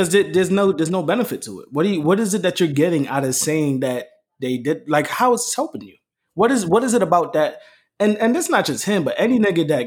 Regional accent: New York, United States; I'm from Brooklyn.

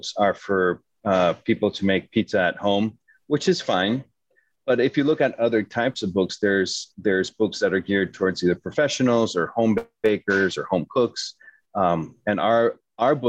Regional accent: Mexico City, Mexico; moved away as an adult; also born or lived in New York City, United States / California, United States / Hyde Park, New York, United States / France; I'm from Mexico City, so I studied for a few years in Mexico City.

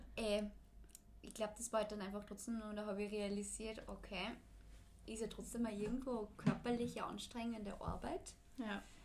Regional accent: Austria; bei uns in Österreich

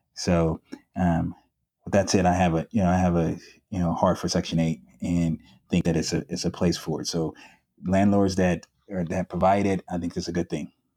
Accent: San Diego, California, United States; also born or lived in Chicago, Illinois; growing up in San Diego in a middle class um, neighborhood

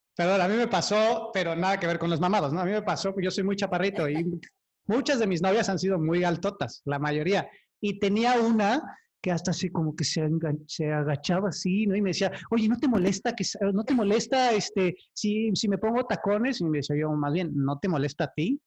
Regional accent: Cuautla, Morelos, Mexico; yo vengo de Cuautla, que es igual de feo, pero, o sea, son pueblitos

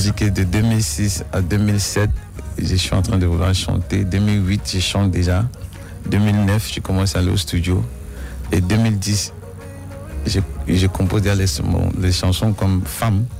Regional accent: the North-West, Northwest Region, Cameroon; je viens du Nord-Ouest. Euh, mes parents viennent du Nord-Ouest, ma mère et mon père

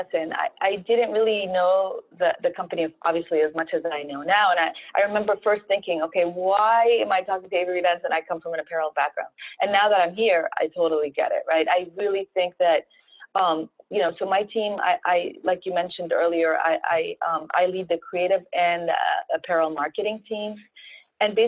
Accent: Alexandria, Alexandria Governorate, Egypt; moved away; also born or lived in North Carolina, United States / San Francisco, United States / Italy; I'm Egyptian. I was born in Alexandria, Egypt.

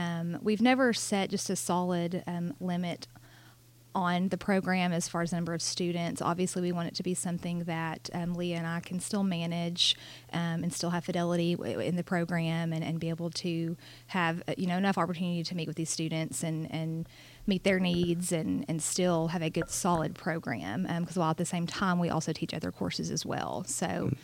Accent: Bryant, Arkansas, United States; I'm actually an alum of Bryant.

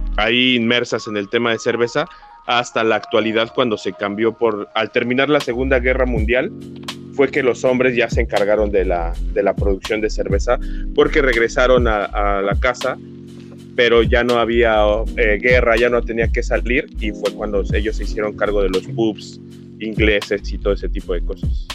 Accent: Mexico City, Mexico; Yo soy de la Ciudad de México.

